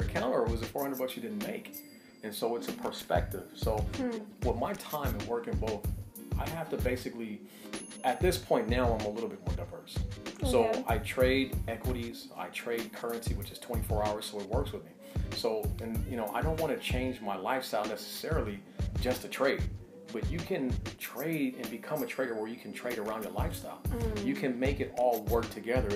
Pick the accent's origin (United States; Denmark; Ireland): United States; Los Angeles, California; also born or lived in San Diego; Born and raised in Los Angeles.